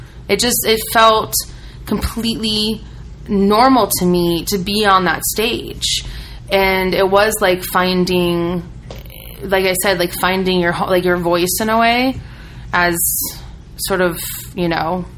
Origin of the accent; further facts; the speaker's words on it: Midwest, United States; growing up in the Midwest